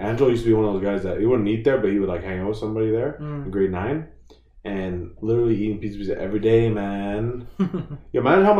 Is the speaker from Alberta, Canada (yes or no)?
no; Richmond Hill, Ontario, Canada; I grew up actually in Richmond Hill, and now it's just fucking so diverse. Like it's nuts. Like but then it's like it's overpopulated